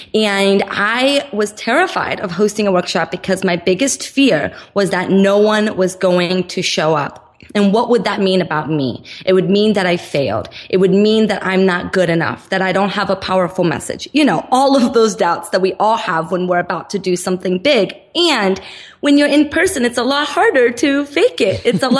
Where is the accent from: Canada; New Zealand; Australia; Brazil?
Brazil; now in Los Angeles, United States; I'm originally from Brazil, and my mom had no intention of moving to the United States.